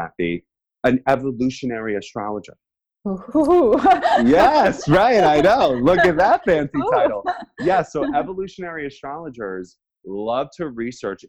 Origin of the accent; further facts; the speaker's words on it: United States; I'm an American